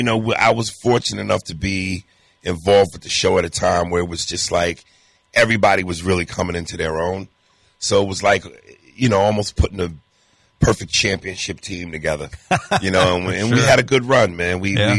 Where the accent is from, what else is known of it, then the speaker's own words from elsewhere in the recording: New York, United States; I wear the hat because I'm from New York.